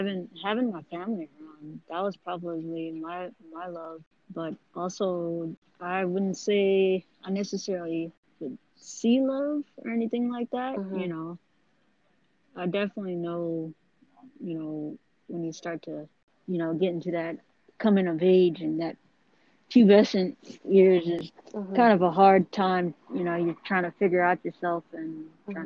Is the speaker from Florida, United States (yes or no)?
no; Redondo Beach, California, United States; I grew up all over Cali, but predominantly I stay in SoCal, Redondo Beach area